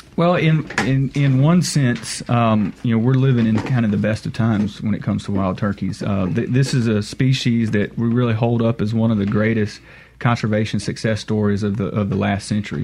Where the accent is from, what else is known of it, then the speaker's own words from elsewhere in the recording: Monticello, Mississippi, United States; I grew up um, around the Monticello area